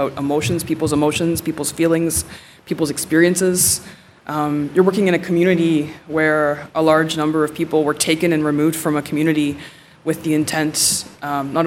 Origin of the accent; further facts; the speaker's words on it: Nipissing First Nation, Ontario, Canada; I'm from Nipissing First Nation.